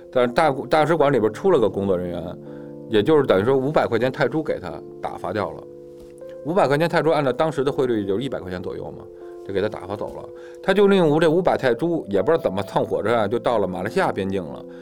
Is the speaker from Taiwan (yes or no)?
no; China; 因为我中国人都坐一块儿嘛